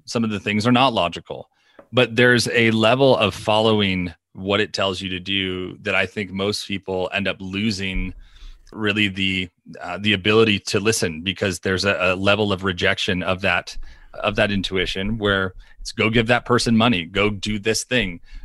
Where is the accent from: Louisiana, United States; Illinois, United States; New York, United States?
New York, United States; We are from New York